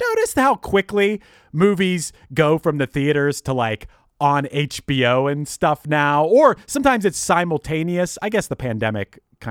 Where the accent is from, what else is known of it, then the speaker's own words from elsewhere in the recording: Pittsburgh, Pennsylvania, United States; I'm from Pittsburgh